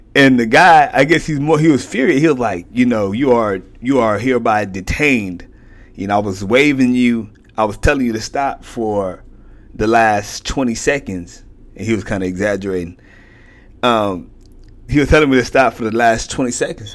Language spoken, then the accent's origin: English; Houston, Texas, United States; I'm from Houston